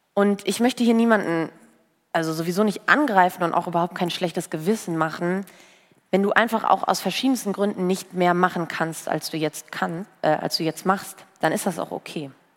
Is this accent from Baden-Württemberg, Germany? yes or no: no; Bocholt, North Rhine-Westphalia, Germany; Bei uns in Bocholt, in der Stadt, wo ich herkomme